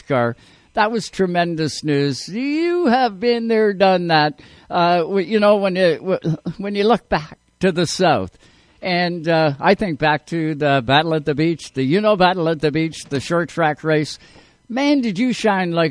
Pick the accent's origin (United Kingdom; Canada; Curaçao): Canada; as a Canadian race fan